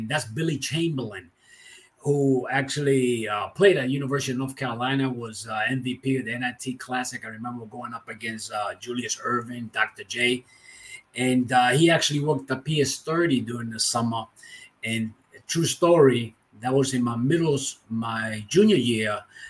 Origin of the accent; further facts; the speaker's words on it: Santiago, Dominican Republic; This is in Santiago, my hometown, at one of the games where they were interviewing me. Santiago, Dominican Republic, is the town where I was born.